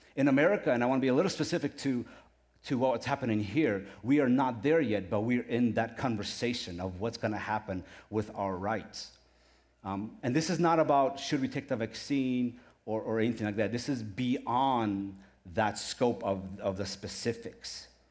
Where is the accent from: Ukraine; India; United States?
Ukraine; moved away; I was born in Ukraine